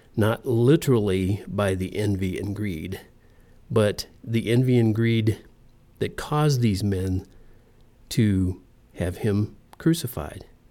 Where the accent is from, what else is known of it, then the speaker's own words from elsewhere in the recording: United States; I'm in America. I live in America. I was born here. I'm an American